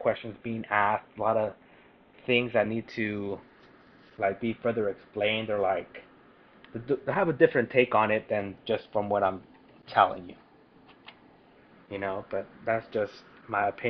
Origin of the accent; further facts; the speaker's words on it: Parlier, California, United States; also born or lived in Fresno, California; I was born in Fresno, raised in Parlier